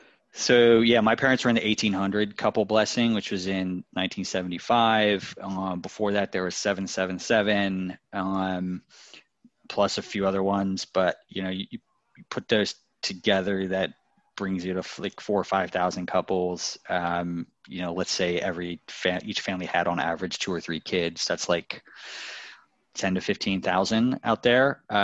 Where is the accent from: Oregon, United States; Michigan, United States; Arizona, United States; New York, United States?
New York, United States; New York City; I grew up in the New Yorker Hotel as well, or I was born in the New Yorker Hotel.